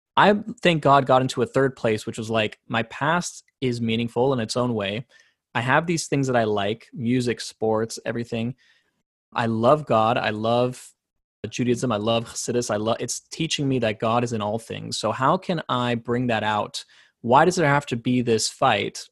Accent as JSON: {"language": "English", "town": "San Diego", "region": "California", "country": "United States", "tie": "born or raised there", "also_born_or_lived": "South Africa", "said": "I grew up in Southern California"}